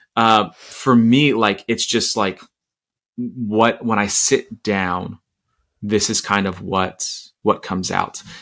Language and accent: English; Orlando, Florida, United States; I grew up in Orlando in the 90s